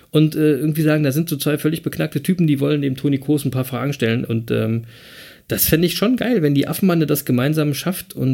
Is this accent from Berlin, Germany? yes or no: yes; Berlin, Germany; als Berliner würde ich sagen, was eine coole Type